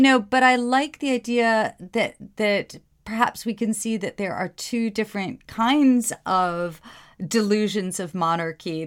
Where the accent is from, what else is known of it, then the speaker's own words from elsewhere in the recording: New York, United States; moved away; I'm from the Upper West Side of New York